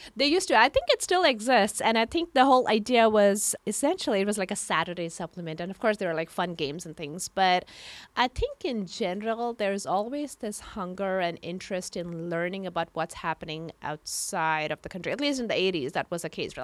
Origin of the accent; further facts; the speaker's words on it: India; moved away as an adult; now in San Francisco, United States; I come from India. I grew up in India